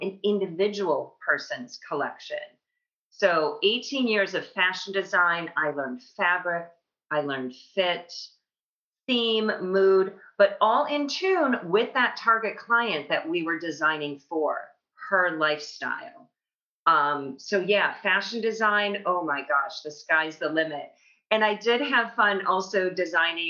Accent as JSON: {"language": "English", "town": "Libertyville", "region": "Illinois", "country": "United States", "tie": "born or raised there", "also_born_or_lived": "Madison, Wisconsin / New York City", "moved": "as an adult", "said": "I grew up outside Chicago, the northwest suburbs of Chicago in Libertyville"}